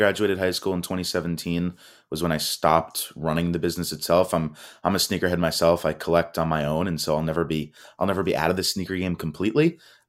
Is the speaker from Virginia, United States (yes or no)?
no; Miami, Florida, United States; So I grew up here in South Florida in the Miami area.